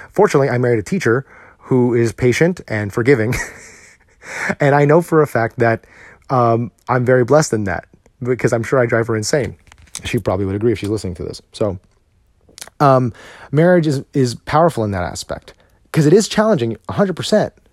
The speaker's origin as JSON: {"language": "English", "country": "United States"}